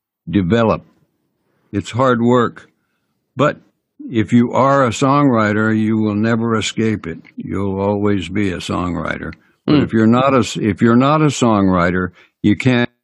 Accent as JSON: {"language": "English", "town": "Kings Mountain", "region": "North Carolina", "country": "United States", "tie": "born or raised there", "also_born_or_lived": "Dallas / St. Louis / Nashville", "moved": "yes", "said": "I was born in Kings Mountain, North Carolina. I mean, way out in the country, a shack, literally a shack"}